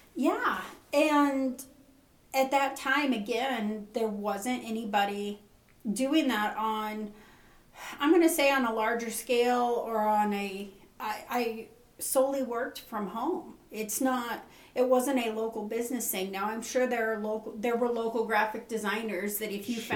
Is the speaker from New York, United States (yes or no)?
no; Nevada, United States; also born or lived in California; now in Burns, United States; we moved to Nevada when I was 10. Uh, grew up on the TS Ranch